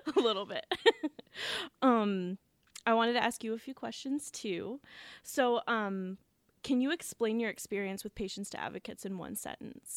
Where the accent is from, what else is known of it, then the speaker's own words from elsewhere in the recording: Ashtabula, Ohio, United States; moved away as an adult; now in Cleveland, United States; I am originally from Ashtabula, Ohio, and I live here in Cleveland right now